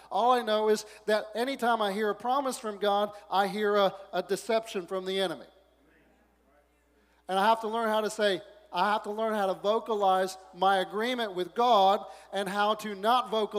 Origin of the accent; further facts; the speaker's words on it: the South, United States; born there; I was born in the South, and so I got to say, how you doing?